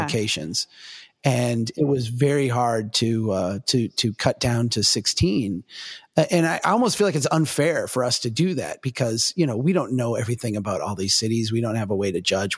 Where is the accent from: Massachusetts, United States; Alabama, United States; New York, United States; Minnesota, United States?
Minnesota, United States; I'm from Minnesota